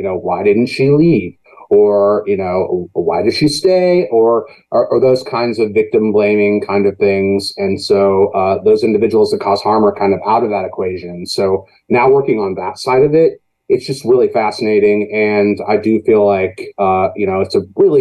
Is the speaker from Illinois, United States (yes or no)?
yes; Danville, Illinois, United States; moved away; also born or lived in Chicago; I came back to Danville from Chicago to kind of take care of her